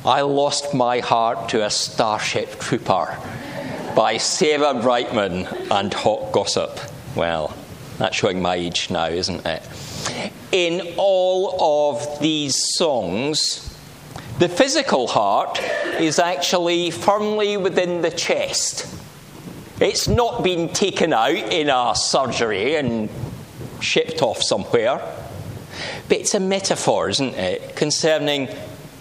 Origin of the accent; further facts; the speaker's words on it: Langholm, Scotland, United Kingdom; moved away; coming from Langham in Dumfriesshire, that's not really my home, is it